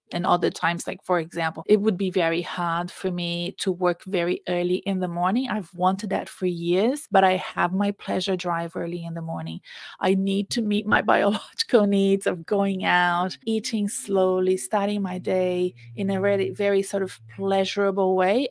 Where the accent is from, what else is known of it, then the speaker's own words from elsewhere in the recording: Brazil; English is a second language; now in Melbourne, Australia; I went to Brazil, which is my home country. You can tell I have an accent